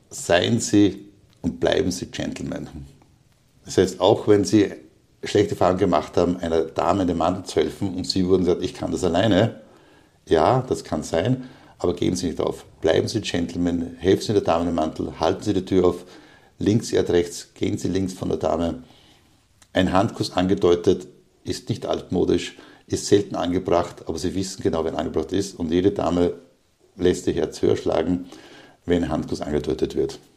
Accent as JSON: {"language": "German", "region": "Upper Austria", "country": "Austria", "tie": "born or raised there", "said": "in die, in meine alte Heimat Oberösterreich zu gehen, dort auch wieder im Bereich Linz ein offenes Seminar anzubieten"}